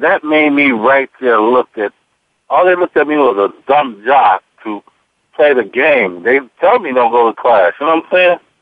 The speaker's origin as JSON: {"language": "English", "town": "Robbins", "region": "Illinois", "country": "United States", "tie": "born or raised there", "said": "I grew up in Robbins, Illinois"}